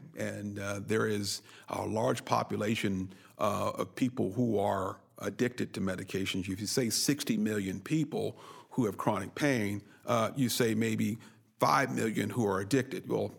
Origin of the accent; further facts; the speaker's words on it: Oakland, California, United States; also born or lived in Berkeley; I grew up in Berkeley in Oakland, California